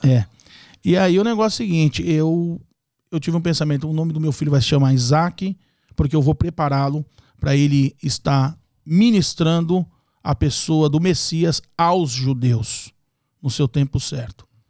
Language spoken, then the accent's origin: Portuguese; São Paulo, Brazil; moved away as an adult; now in Orlando, United States; Nasci em São Paulo, capital é, me criei na zona norte de São Paulo, depois migrei para a zona leste